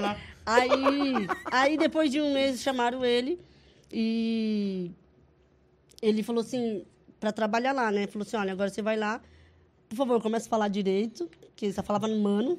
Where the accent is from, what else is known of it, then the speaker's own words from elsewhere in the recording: Cascavel, Paraná, Brazil; eu sou do Paraná, Cascavel